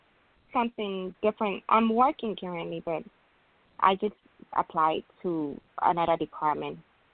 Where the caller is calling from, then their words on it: Illinois, United States; I'm calling from Illinois.